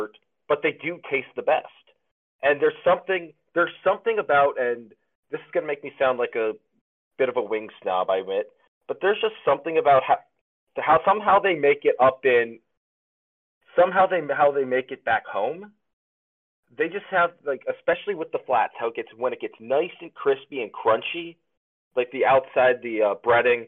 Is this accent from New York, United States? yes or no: yes; Buffalo, New York, United States; now in Tampa, United States; I am from Buffalo, New York, home of the wing.